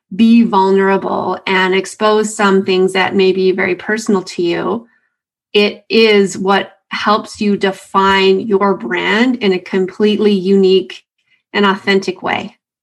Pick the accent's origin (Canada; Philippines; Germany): Canada; a Canadian